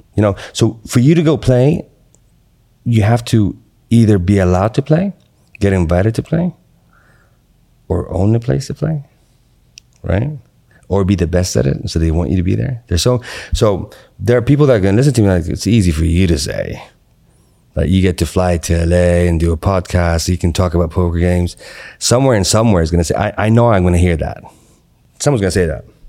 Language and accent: English; Qatar; moved away; also born or lived in Atlanta, United States; I grew up in Qatar. And then I moved to Atlanta. Then I went back to Qatar.